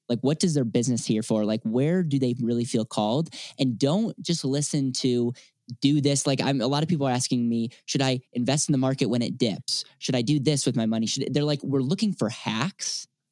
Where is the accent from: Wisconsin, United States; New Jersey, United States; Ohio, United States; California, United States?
Wisconsin, United States; now in Denver, United States; I'm from Wisconsin originally